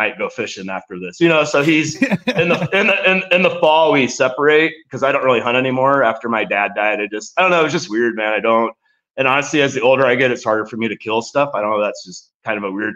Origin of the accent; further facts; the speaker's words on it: Nebraska, United States; growing up in Nebraska